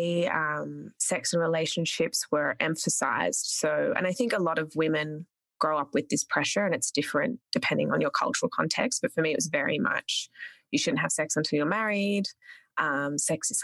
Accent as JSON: {"language": "English", "town": "Canberra", "region": "Australian Capital Territory", "country": "Australia", "tie": "born or raised there", "also_born_or_lived": "Sri Lanka", "said": "Spent most of my teen formative years in a town called Canberra"}